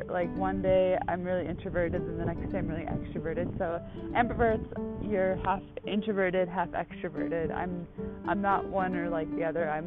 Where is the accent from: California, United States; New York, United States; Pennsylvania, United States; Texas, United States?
New York, United States; Buffalo; Well, I just got back to Buffalo a couple weeks ago, so I'll put it like that way because I'm originally from Buffalo, New York but half my family are from Brooklyn and Long Island.